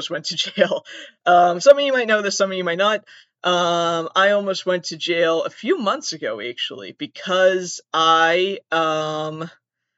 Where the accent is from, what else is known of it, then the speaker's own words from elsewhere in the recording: Southern Massachusetts, United States; I'm from Massachusetts